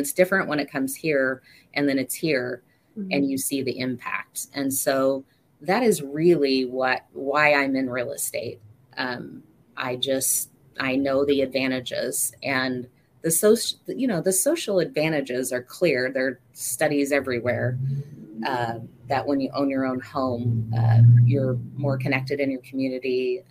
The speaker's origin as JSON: {"language": "English", "town": "McMinnville", "region": "Oregon", "country": "United States", "tie": "born or raised there", "said": "Well, I am from, born and raised in Oregon, a little town of McMinnville, Oregon, originally. My parents like to move a lot."}